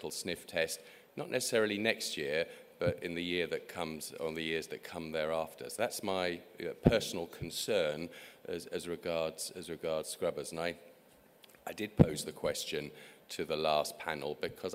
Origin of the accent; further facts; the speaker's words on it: England, United Kingdom; the landscape in my home country, England